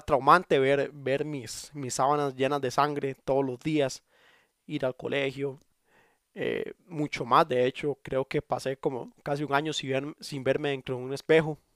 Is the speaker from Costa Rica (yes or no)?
yes; Costa Rica; le digo, mae, porque soy de Costa Rica